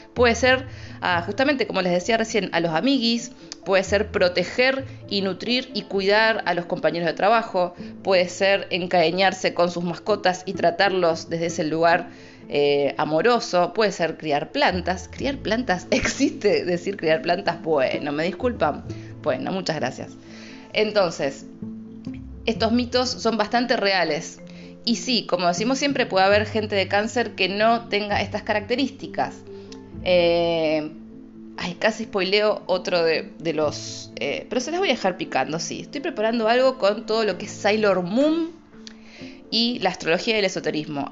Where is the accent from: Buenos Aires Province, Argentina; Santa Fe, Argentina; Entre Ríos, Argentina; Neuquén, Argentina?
Santa Fe, Argentina; Rosario; soy de Rosario